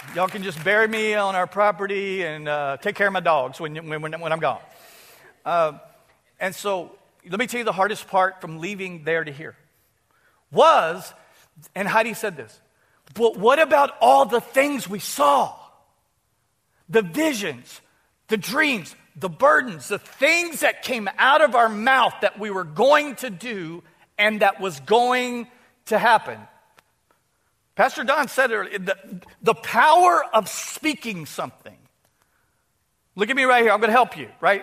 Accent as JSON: {"language": "English", "town": "Houston", "region": "Texas", "country": "United States", "tie": "born or raised there", "also_born_or_lived": "Dallas, Texas", "moved": "as an adult", "lives_now": "Opelousas, United States", "said": "Houston, my hometown."}